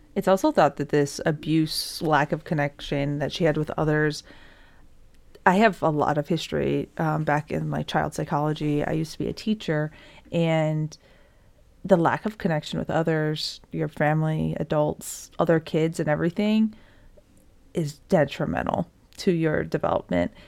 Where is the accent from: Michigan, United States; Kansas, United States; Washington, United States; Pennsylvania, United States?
Michigan, United States; I'm also from Michigan